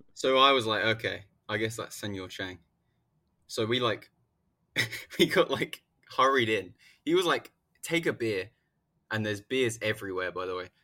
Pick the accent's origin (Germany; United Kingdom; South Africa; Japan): United Kingdom; The U K